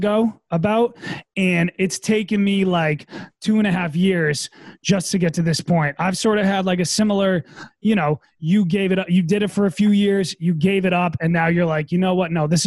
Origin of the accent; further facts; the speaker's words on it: Massachusetts, United States; moved away as an adult; also born or lived in New Hampshire; now in New York City, United States; I grew up in Massachusetts